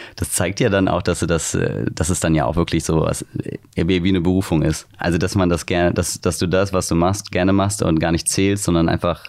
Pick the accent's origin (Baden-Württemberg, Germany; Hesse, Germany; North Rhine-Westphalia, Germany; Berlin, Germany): Hesse, Germany; near Wiesbaden; now in Hamburg, Germany; in der Nähe von Wiesbaden